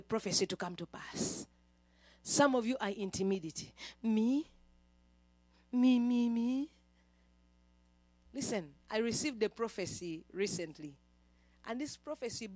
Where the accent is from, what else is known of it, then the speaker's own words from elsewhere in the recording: Uganda; moved away; Me, a girl from a certain village in Uganda